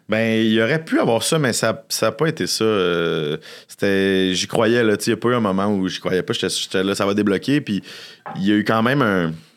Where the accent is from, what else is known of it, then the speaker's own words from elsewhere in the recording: Boucherville, Quebec, Canada; j'ai adoré grandir à Boucherville.